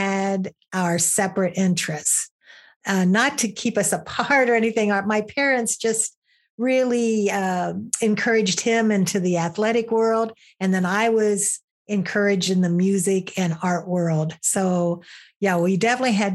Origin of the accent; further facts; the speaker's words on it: Southern Ohio, United States; moved away as an adult; also born or lived in Michigan; I grew up in Southern Ohio